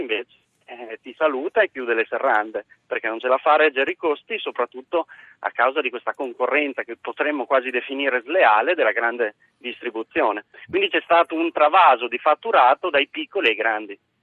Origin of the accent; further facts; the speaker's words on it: Modena, Emilia-Romagna, Italy; Io sono ad esempio di Modena, io sono emiliano